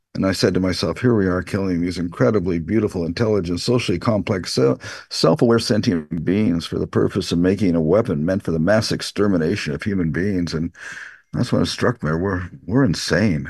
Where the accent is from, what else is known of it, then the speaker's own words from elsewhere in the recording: Canada; Canada, this is where I'm from